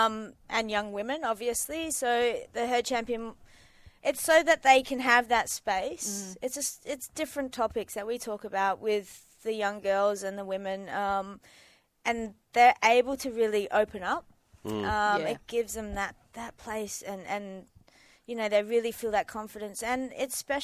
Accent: Mandurah, Western Australia, Australia; I grew up in Mandurah and went to a pretty tough school

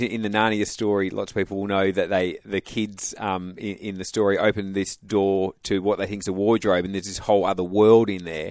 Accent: Perth, Western Australia, Australia; I'm from Perth, went to state schools, but was from a Christian family

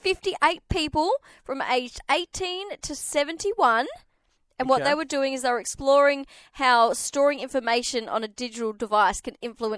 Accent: Perth, Western Australia, Australia; I was born in Subiaco.

